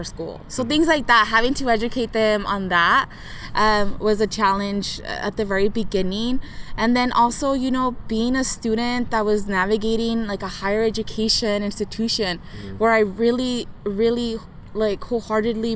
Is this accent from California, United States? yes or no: yes; Santa Ana, California, United States; born or raised there